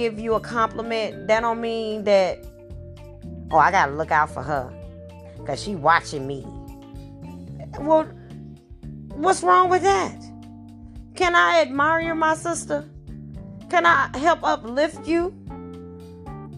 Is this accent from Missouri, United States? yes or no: yes; St. Louis, Missouri, United States; I have been born and raised in St. Louis, Missouri